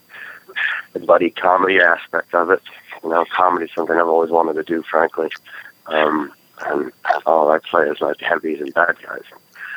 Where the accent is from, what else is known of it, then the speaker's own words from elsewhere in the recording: United States; also born or lived in Oregon; I'm an American.